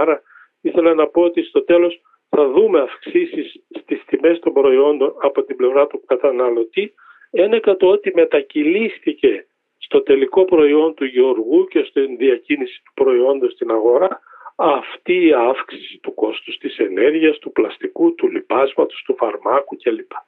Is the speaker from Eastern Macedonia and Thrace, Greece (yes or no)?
yes; Drama, Eastern Macedonia and Thrace, Greece; moved away; Πηγαίνω στην ιδιαίτερη πατρίδα μου, στη Δράμα